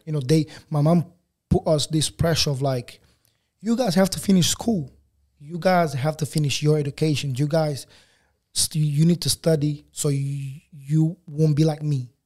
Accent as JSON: {"language": "English", "region": "Lisbon", "country": "Portugal", "tie": "born or raised there", "also_born_or_lived": "Angola / England", "accent": "African Portuguese", "second_language": "English", "moved": "as an adult", "lives_now": "Australia", "said": "I grew up most of my life in Portugal. Um, yeah, so we left when I was, like, when I was five."}